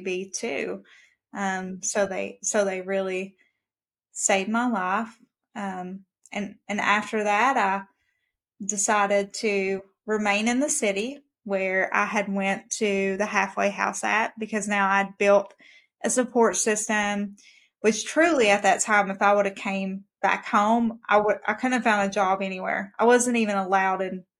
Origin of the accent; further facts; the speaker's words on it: Kentucky, United States; I'm from Kentucky